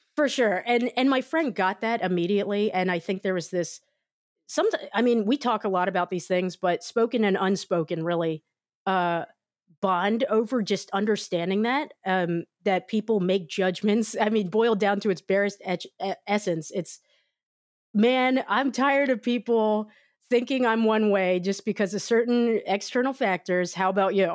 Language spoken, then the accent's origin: English; United States